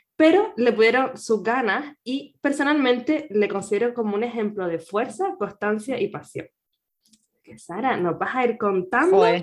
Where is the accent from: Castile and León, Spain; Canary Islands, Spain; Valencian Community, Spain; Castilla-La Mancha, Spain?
Canary Islands, Spain; nacida en Canarias